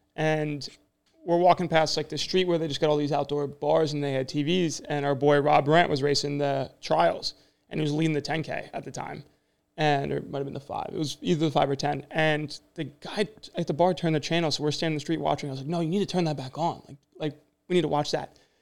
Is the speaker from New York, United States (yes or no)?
no; New Jersey, United States; I'm from Jersey